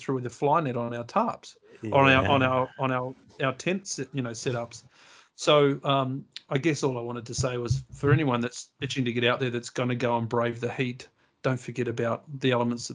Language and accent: English; New Zealand; now in Australia; I come from New Zealand.